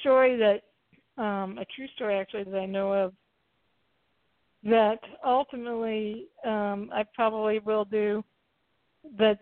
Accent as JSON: {"language": "English", "region": "the South", "country": "United States", "tie": "born or raised there", "said": "I grew up in the South"}